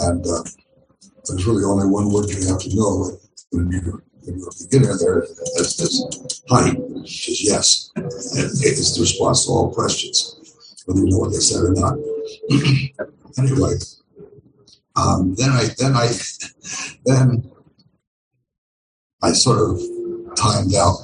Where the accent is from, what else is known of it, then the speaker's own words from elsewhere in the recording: United States; also born or lived in Japan / California; being an American